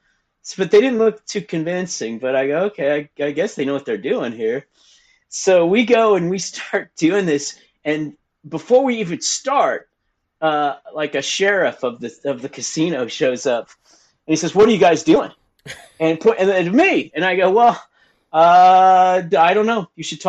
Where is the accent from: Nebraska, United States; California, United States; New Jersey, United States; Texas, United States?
Texas, United States; Dallas; So I grew up in Dallas, Texas. You know, I'm 52, so you're talking about in the years I was 10 through 18 were the 1980s basically.